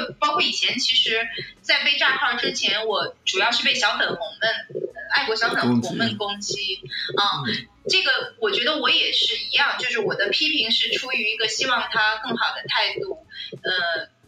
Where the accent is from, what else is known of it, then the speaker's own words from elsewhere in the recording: China; 我觉得那个我没有受到过任何歧视啊，作为内地人。